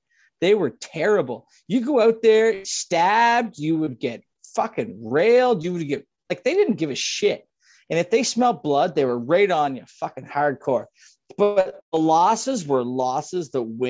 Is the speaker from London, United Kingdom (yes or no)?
no; Scotland, United Kingdom; I'm not going to lie. I'm Scottish.